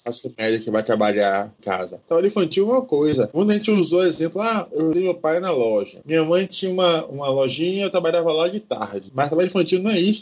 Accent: Salvador, Bahia, Brazil; tenho 30 anos, sou de Salvador.

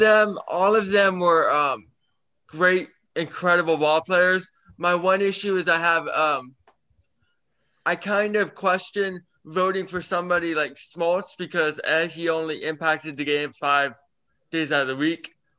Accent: Tampa, Florida, United States; I'm from Tampa.

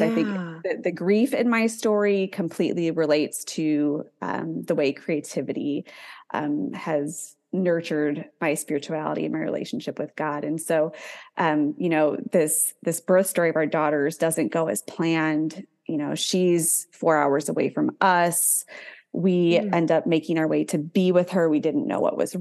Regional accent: north of Chicago, Illinois, United States; moved away as an adult; also born or lived in Southern Alabama; I didn't know anybody in the military growing up. I'm from north of Chicago

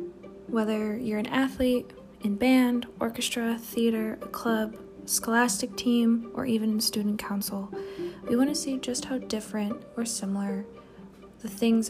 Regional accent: Chicago, Illinois, United States; I grew up in the Midwest, the suburbs of Chicago to be exact

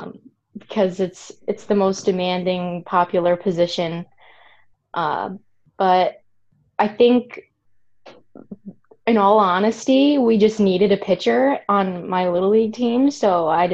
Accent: Catskill area, upstate New York, United States; I'm from a very small farm town in upstate New York, kind of the Catskill area

